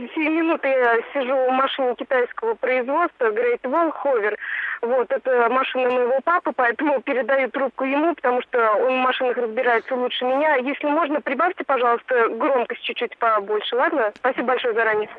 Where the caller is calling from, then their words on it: Tatarstan, Russia; я звоню из Татарстана